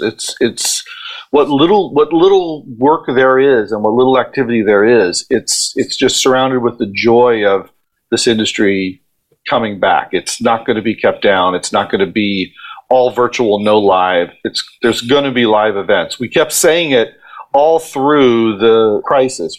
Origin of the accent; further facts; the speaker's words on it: Ohio, United States; moved away as an adult; now in New York, United States; I'm from Ohio, and I I came to New York to follow my dream